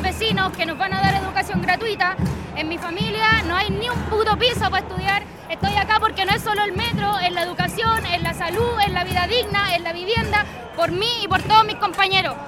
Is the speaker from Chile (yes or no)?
yes; Chile; moved away; todos los que salimos de Chile por no tener un mango